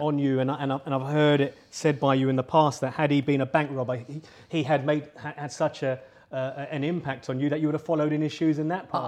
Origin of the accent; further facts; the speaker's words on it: London, United Kingdom; I grew up in London